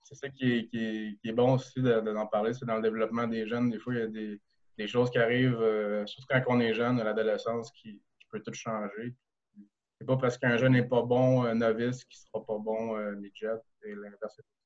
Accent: Rosemère, Quebec, Canada; moved away as an adult; also born or lived in Sherbrooke; now in France; je viens de Rosemère

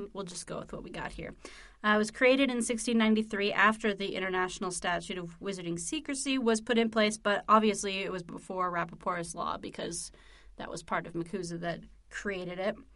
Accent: United States; we're American.

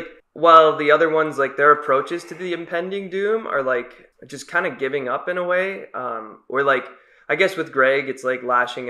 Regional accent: Chicago, Illinois, United States; We're actually from Chicago.

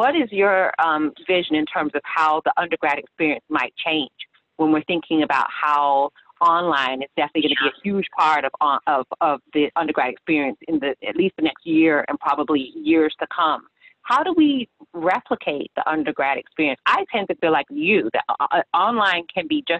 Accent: Fort Lauderdale, Florida, United States; now in West Palm Beach, United States; I'm in West Palm Beach, but I'm from Fort Lauderdale

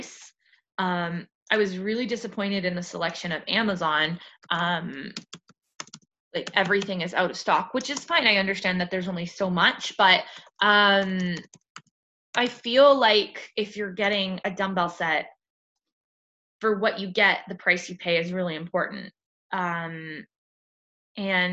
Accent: Canada; I'm Canadian

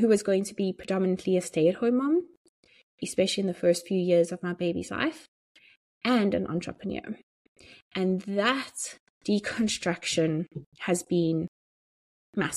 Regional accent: South Africa; moved away as an adult; also born or lived in Johannesburg, South Africa; now in Dublin, Ireland; I was going from being a South African living in South Africa to being a South African living in Dublin and as an immigrant

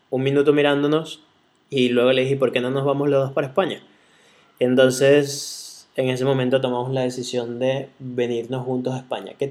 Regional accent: Caracas, Capital District, Venezuela; De Caracas. No soy nada maracucho

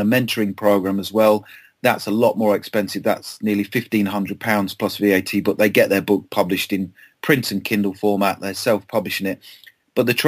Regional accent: Lancashire, North West England, United Kingdom; moved away; also born or lived in Kent; I'm from Lancashire, as you know, originally, and I have a home in the Lake District

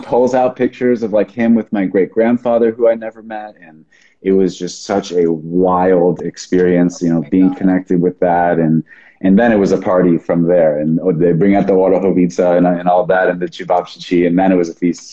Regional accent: Sonoma County, Northern California, United States; now in Austin, United States; I was born and raised in Northern California, Sonoma County. I'm currently living in Austin, Texas.

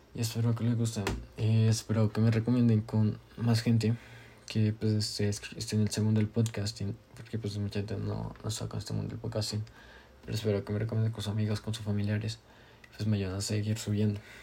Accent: Colombia; yo soy colombiano

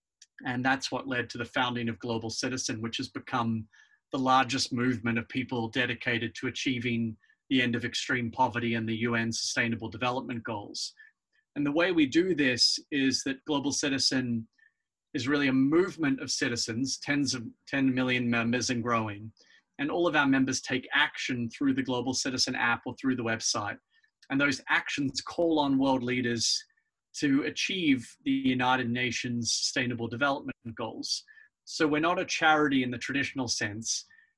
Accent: Australia; and I was born in Australia.

